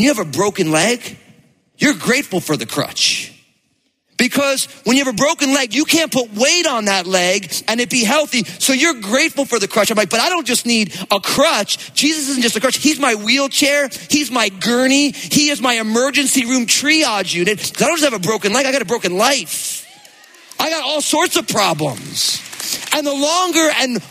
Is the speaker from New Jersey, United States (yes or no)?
yes; New Jersey, United States; I grew up in New Jersey